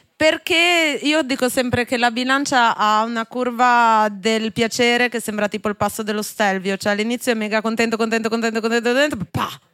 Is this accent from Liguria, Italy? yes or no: yes; Genoa, Liguria, Italy; Io sono di Genova